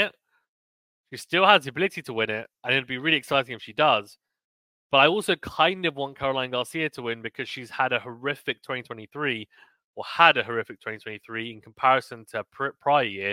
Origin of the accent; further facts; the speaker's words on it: United Kingdom; I'm a Brit